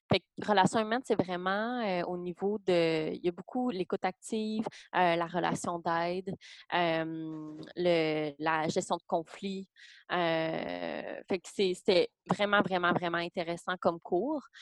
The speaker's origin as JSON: {"language": "French", "town": "Gatineau", "region": "Quebec", "country": "Canada", "moved": "yes", "said": "moi, je viens de Gatineau"}